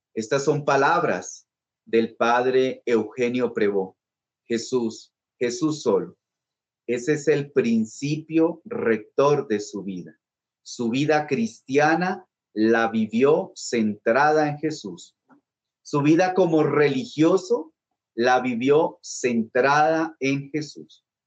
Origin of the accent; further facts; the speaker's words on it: Bogotá, Bogotá Capital District, Colombia; yo soy bogotano